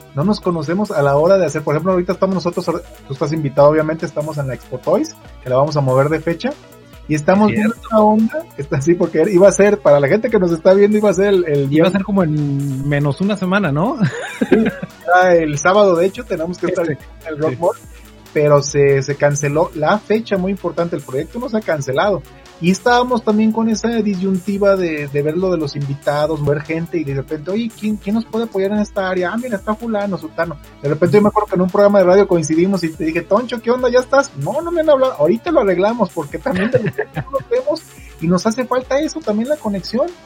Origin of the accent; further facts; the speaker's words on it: Zamora, Michoacán, Mexico; moved away; soy de Zamora, Michoacán